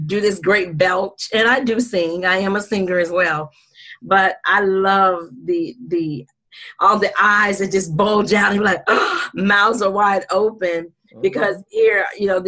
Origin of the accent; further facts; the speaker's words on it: Jacksonville, Florida, United States; I am from Jacksonville, Florida